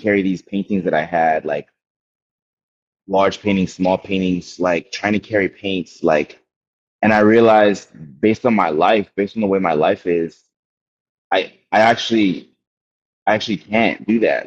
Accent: Windhoek, Khomas, Namibia; I was born in Namibia, Windhoek, Namibia, in southern Africa, um, in '93.

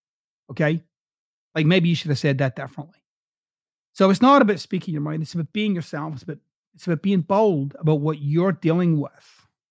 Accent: Glasgow, Scotland, United Kingdom; accent: Glaswegian; if I spoke the way that I typically would speak in my hometown of Glasgow, I wouldn't have a podcast anywhere but Glasgow

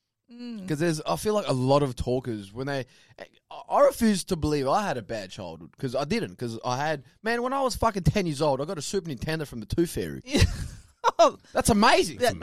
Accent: Spearwood, Western Australia, Australia; Because me, I'm fucking born and raised here. I still call myself Aussie.

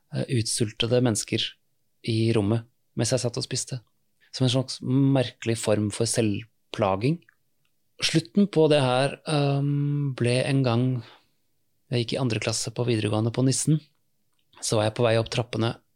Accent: Oslo, Norway; jeg vokste opp i Oslo

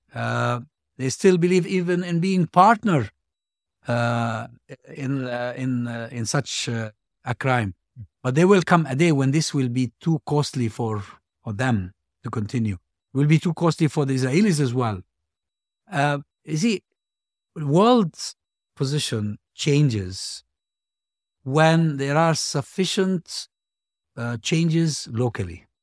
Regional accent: Hebron, West Bank, Palestine; my hometown, Hebron.

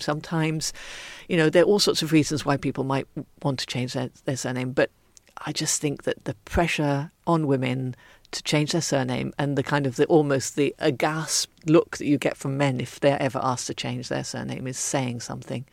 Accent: Ethiopia; moved away; I was brought up in Ethiopia

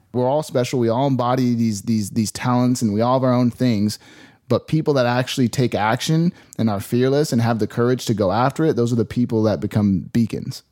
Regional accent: Phoenix, Arizona, United States; I grew up in Phoenix, Arizona

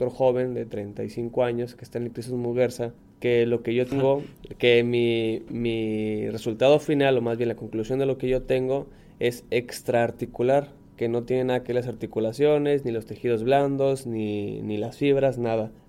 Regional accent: Mexico; nosotros como deportistas mexicanos nos hemos adaptado, sabemos, así como sabemos que el fútbol es lo primero que está aquí en México

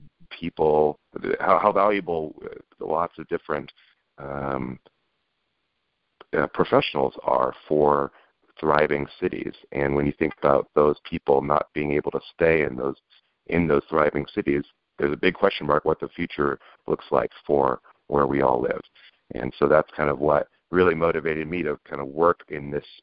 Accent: just outside of Seattle, Pacific Northwest, Washington, United States; now in San Francisco, United States; I grew up in the Great Pacific Northwest, just outside of Seattle

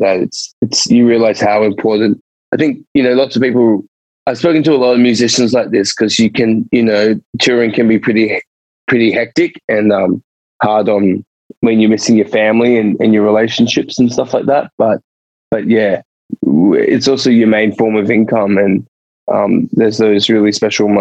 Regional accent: Sydney, New South Wales, Australia; moved away as an adult; also born or lived in Edinburgh; now in Melbourne, Australia; I've always lived in Sydney

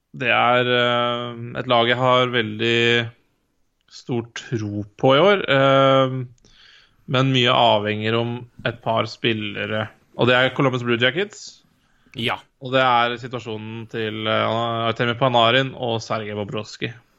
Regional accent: Norway; jeg er jo, jeg er nordmann

